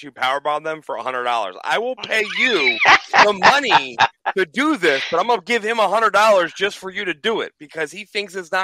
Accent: Orlando, Florida, United States; I'm from Orlando

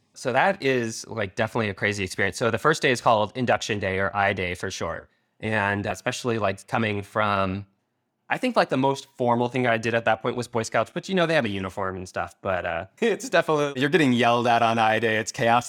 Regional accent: Ukiah, California, United States; born or raised there; also born or lived in San Diego area, California

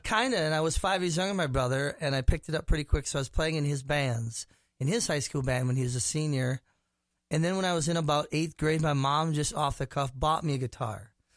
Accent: Minnetonka, Minnesota, United States; also born or lived in Prior Lake, Minnesota; I grew up, um, went to high school in Minnetonka, Minnesota, but my family's from Prior Lake

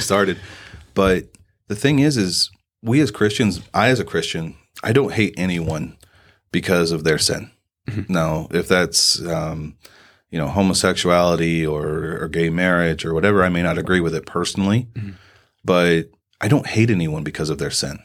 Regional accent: Southern Indiana, United States; moved away as an adult; also born or lived in Fort Devens, Massachusetts; now in Sierra Vista, United States; I'm originally from Southern Indiana. Uh, grew up in a farming community.

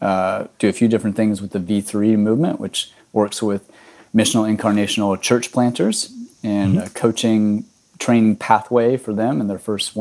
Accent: Texas, United States; moved away as an adult; now in Miami, United States; I grew up in Texas and have been in Miami for almost 11 years now

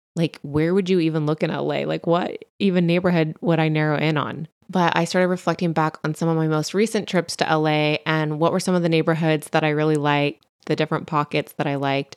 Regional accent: Central Coast, California, United States; accent: Valley Girl; also born or lived in Santa Ana, California / Los Angeles / Bay Area; my family and I lived in L A till I was four. until we relocated to the Central Coast

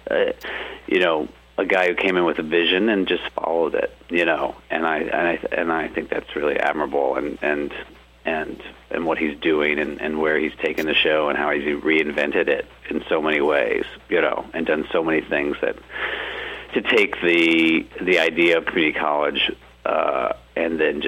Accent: Charlotte, North Carolina, United States; moved away as an adult; now in Los Angeles, United States; Originally from North Carolina. Grew up in Charlotte. Moved out to L.A. like around right after college.

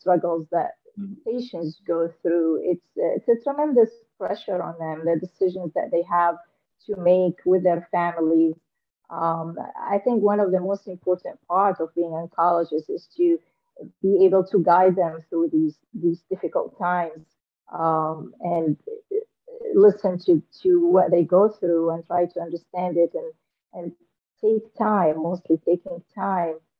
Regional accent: Damascus, Damascus Governorate, Syria; moved away as an adult; also born or lived in Aleppo; now in United States; I came from Syria. I was born in Damascus, Syria

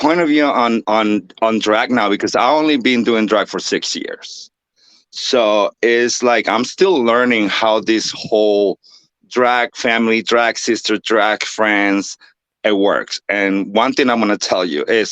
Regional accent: Nuevo Laredo, Tamaulipas, Mexico; moved away as an adult; the name of the city is called Nuevo Laredo, and the state is Tamaulipas

